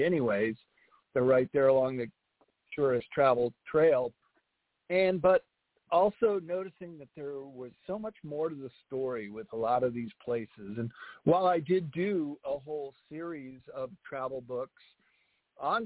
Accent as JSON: {"language": "English", "area": "Arlington Heights", "region": "Illinois", "country": "United States", "tie": "born or raised there", "also_born_or_lived": "Chicago", "moved": "yes", "lives_now": "California, United States", "said": "I was born in the city but grew up in a town called Arlington"}